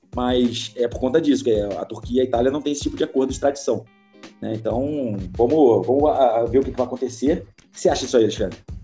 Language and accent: Portuguese; Magé, Rio de Janeiro, Brazil; minha terra, nasci em Magema